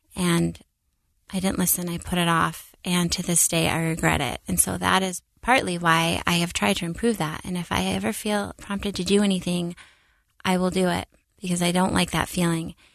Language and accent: English; Seattle, Washington, United States; now in Utah, United States; growing up in Seattle, I was really fortunate to have a lot of religious friends